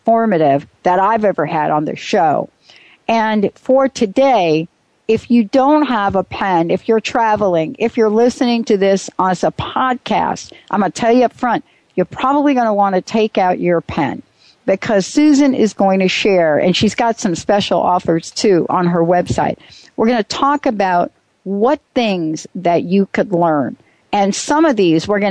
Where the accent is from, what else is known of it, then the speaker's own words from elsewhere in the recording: East Coast, United States; now in Seattle, United States; I'm from the East Coast.